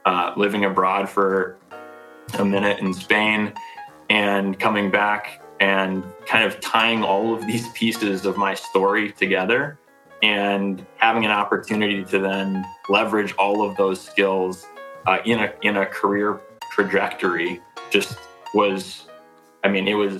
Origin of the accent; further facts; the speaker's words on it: St. Paul, Minnesota, United States; I was born in St. Paul, crossed the river, really branched out and went to school down the street